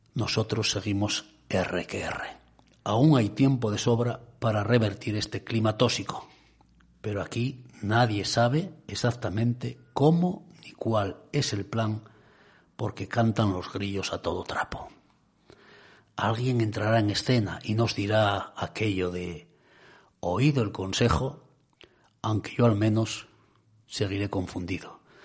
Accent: Cudillero, Asturias, Spain; mi pueblo de Cudillero

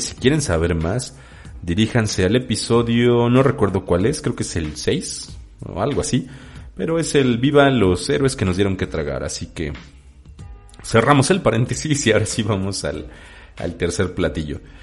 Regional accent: Mexico City, Mexico; su servidor es chilango. Soy habitante de la Ciudad de México, en específico del oriente de la Ciudad de México. Soy oriundo, bueno, soy eh, nacido en Iztapalapa

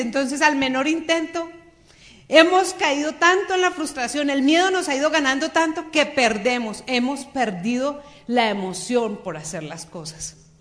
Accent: Bogotá, Colombia; moved away as an adult; now in Cali, Colombia; Yo soy bogotana, nacida en Bogotá.

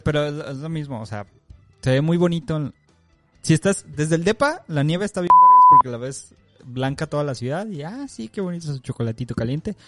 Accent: Mexico; moved away; ya soy ese mexicano.

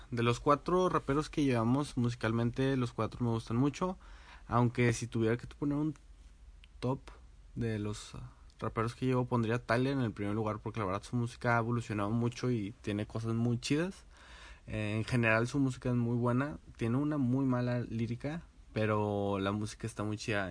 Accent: García, Nuevo León, Mexico; now in Monterrey, Mexico; soy de García, pero mayormente vivo en Monterrey

